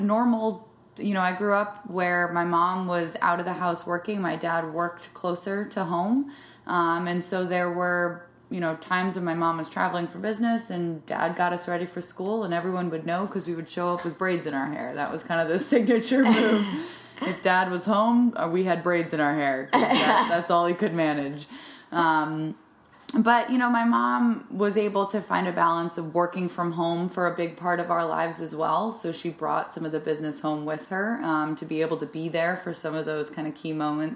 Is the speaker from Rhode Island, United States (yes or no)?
yes; Narragansett, Rhode Island, United States; I grew up in Rhode Island with a family that loves being outside